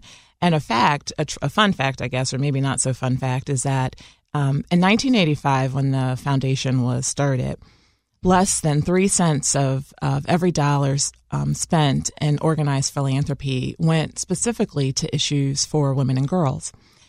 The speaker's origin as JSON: {"language": "English", "town": "Chicago", "region": "Illinois", "country": "United States", "tie": "born or raised there", "said": "I once said that an experience growing up in Chicago as a Black woman is a different experience than growing up as a Latina woman or Native woman or a white woman."}